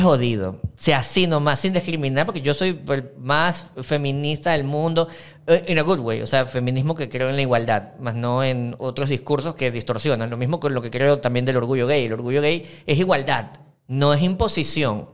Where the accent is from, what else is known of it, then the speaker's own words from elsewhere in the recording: Ecuador; como todo ecuatoriano